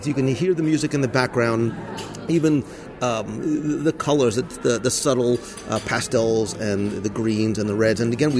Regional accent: New Jersey, United States; I'm from Jersey

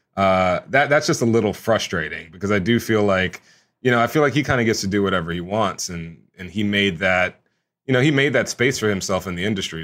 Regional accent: Houston, Texas, United States; I grew up in Houston, Texas

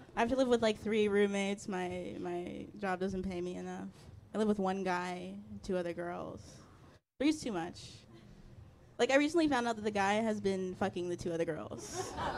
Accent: Maryland, United States; moved away as an adult; also born or lived in Chicago; now in New York, United States; I'm from Maryland

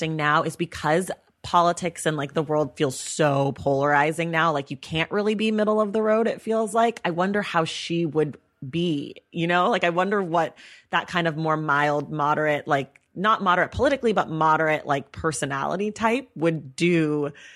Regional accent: California, United States; I grew up in California

